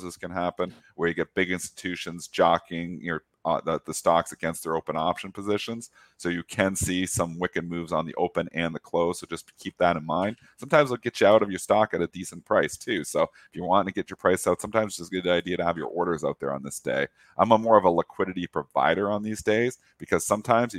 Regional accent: Canada; I'm Canadian

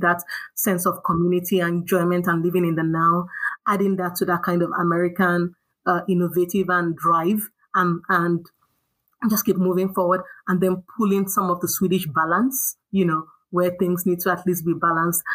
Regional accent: Nigeria; also born or lived in United States; now in Stockholm, Sweden; growing up in Nigeria

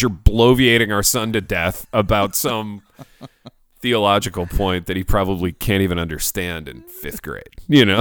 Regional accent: United States; I'm American

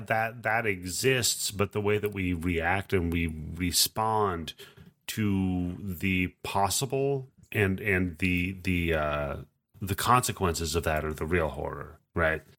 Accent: Pacific Northwest, United States; I grew up in the Pacific Northwest

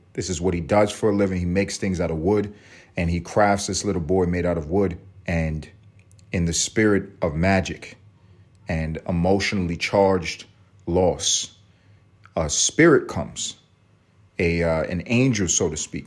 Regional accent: United States; We're American

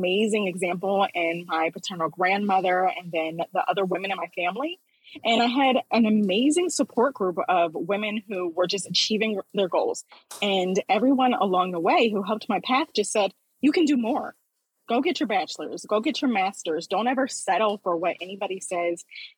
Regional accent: Philadelphia, Pennsylvania, United States; I grew up in Philadelphia, Pennsylvania

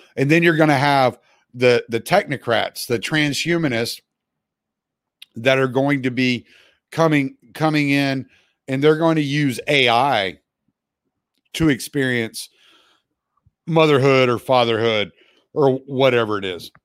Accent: Louisiana, United States; moved away; I'm from Louisiana originally.

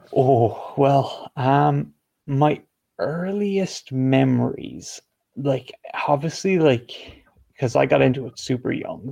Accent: Ireland; I'm not from the UK, I am from Ireland

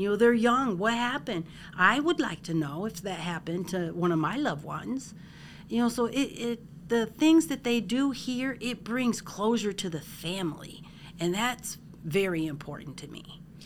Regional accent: Parma, Ohio, United States; I am from Parma, Ohio, and I actually work for the county executive's office.

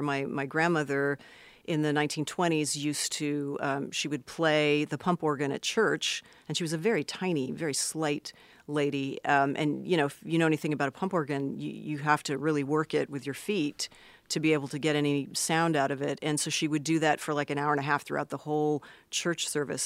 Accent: Los Angeles, California, United States; I was born in Los Angeles, proper

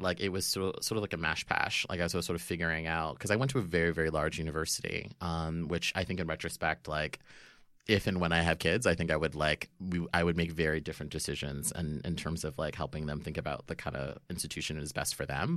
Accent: Florida, United States; growing up in Florida

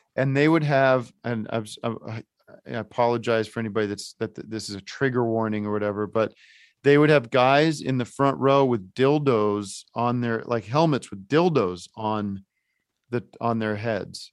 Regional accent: Allentown, Pennsylvania, United States; I grew up in Allentown

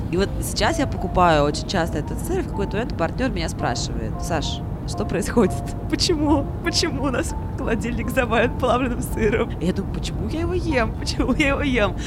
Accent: Samara, Samara Oblast, Russia; now in Moscow, Russia; я вот из Самары

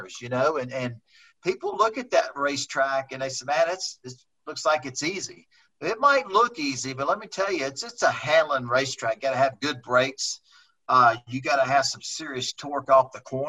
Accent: Houston, Texas, United States; growing up in Houston, Texas, around Meyer Speedway with my dad

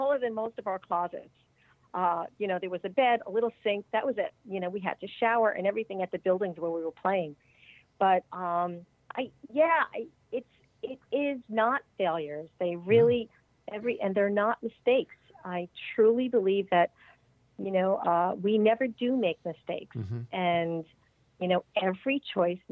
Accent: suburbs of New York, United States; also born or lived in Connecticut; I was raised in the suburbs of New York.

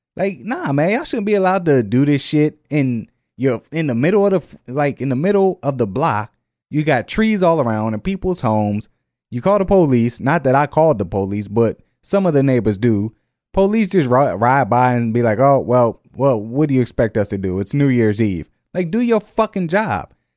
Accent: the North, United States; now in Jefferson Parish, Louisiana, United States; I'm from the North

